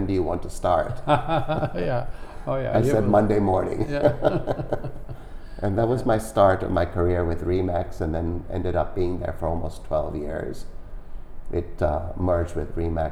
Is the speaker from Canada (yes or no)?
yes; Vancouver, British Columbia, Canada; I'm from Vancouver